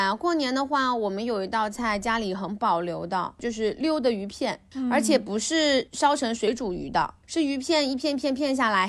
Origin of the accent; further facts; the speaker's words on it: southern China, China; 我们南方糖醋鱼几乎是想吃就吃的。